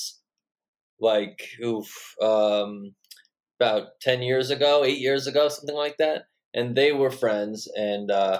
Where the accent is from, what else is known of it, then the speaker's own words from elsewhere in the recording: Long Island, New York, United States; I grew up on Long Island, like 15 miles from Belmont